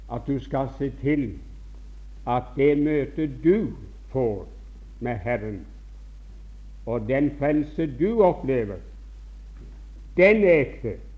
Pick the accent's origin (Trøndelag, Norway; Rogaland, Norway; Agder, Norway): Rogaland, Norway; Bjerkreim; moved away; som ung gutt hjemme i Bjerkreim.